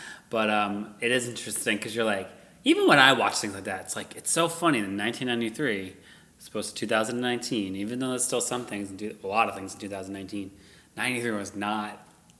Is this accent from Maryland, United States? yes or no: no; Worcester, Massachusetts, United States; I'm from Worcester, Massachusetts.